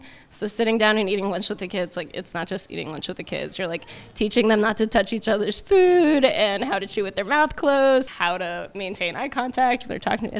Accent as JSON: {"language": "English", "region": "Arizona", "country": "United States", "moved": "as an adult", "lives_now": "Anchorage, United States", "said": "I'm 28 and I'm from Arizona."}